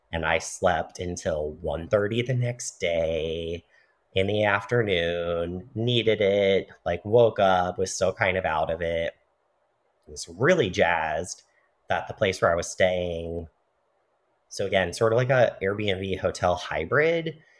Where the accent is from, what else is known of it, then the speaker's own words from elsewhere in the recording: United States; Being white, being a man, being cisgender, being American